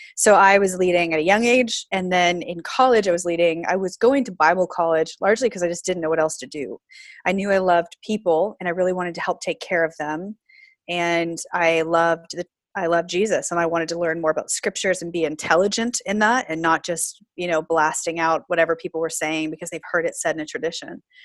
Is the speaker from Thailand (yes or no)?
no; Florida, United States; moved away as an adult; also born or lived in Pacific Northwest; so I grew up in the South. Um, a lot of people don't think Florida's the South proper, but I did grow up in Florida